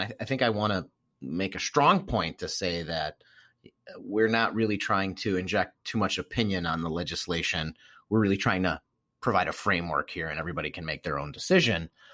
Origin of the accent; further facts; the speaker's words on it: Milwaukee, Wisconsin, United States; I grew up in Milwaukee, Wisconsin, heavy, heavy German population